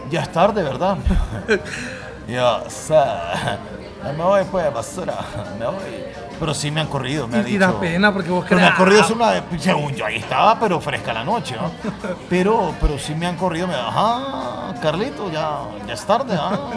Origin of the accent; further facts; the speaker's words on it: Guayaquil, Guayas, Ecuador; now in Honduras; De Guayaquil. Ajá. Yo, le digo a la gente, yo vine a Honduras en el 94